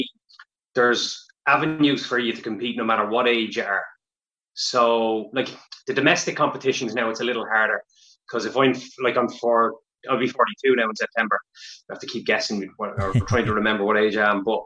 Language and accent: English; Meath, Leinster, Ireland; I'm from Mead originally